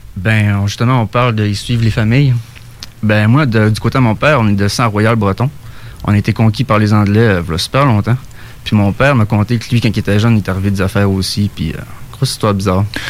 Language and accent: French; Saguenay, Quebec, Canada; now in Côte-Nord, Canada; je viens du Saguenay, mais je suis là-bas.